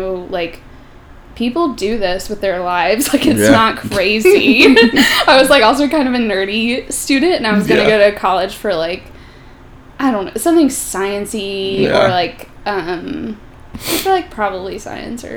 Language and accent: English; Greensboro, North Carolina, United States; also born or lived in Boone, North Carolina; I grew up in Greensboro.